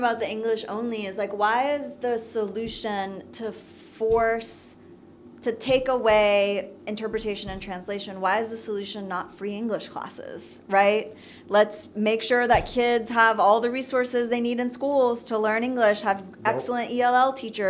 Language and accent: English; Nashville, Tennessee, United States; born there; I was born in Nashville. Right. So by definition, I am an American.